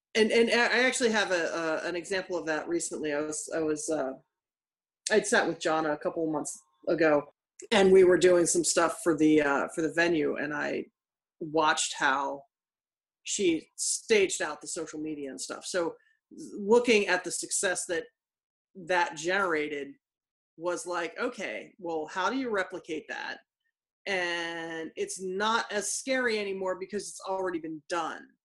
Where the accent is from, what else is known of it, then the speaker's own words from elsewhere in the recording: Philadelphia, Pennsylvania, United States; butter cake is a dessert that I grew up with in Philadelphia